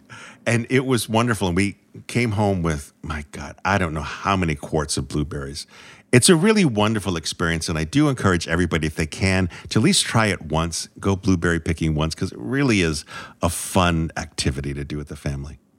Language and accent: English; New England, United States; I'm from New England